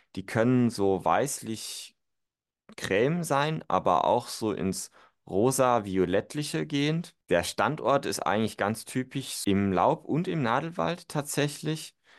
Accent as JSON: {"language": "German", "country": "Germany", "said": "bei uns in Deutschland"}